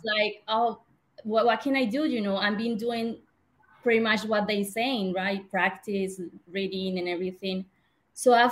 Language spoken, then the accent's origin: English; Colombia; English is a second language; moved away as an adult; now in Chicago, United States; I was born and raised in Colombia, and I decided to move to Chicago in 2018.